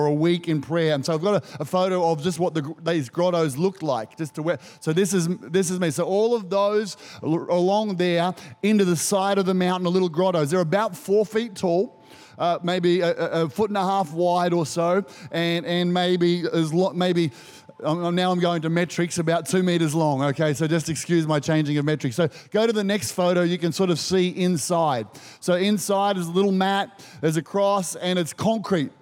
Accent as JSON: {"language": "English", "country": "Australia"}